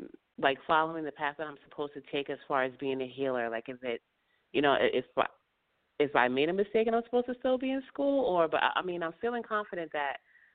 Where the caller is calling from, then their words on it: upstate New York, United States; Hi, I'm calling from upstate New York.